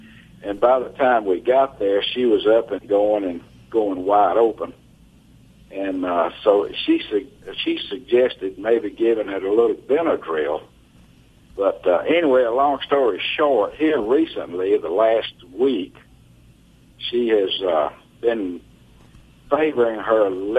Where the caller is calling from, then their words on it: Iuka, Mississippi, United States; Iuka, Mississippi.